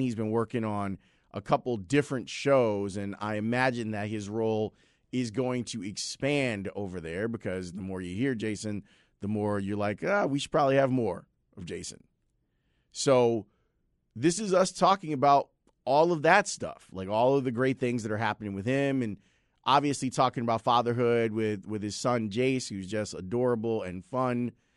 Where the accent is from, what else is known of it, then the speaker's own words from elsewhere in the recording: Chicago, Illinois, United States; growing up in Roseland, we never went north, ever